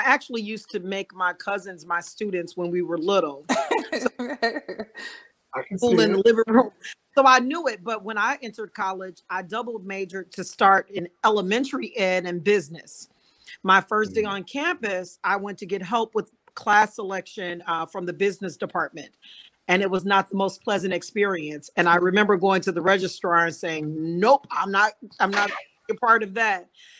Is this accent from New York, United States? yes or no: no; Chicago, Illinois, United States; I am the very proud principal of Lane Tech College Prep High School in Chicago, Illinois.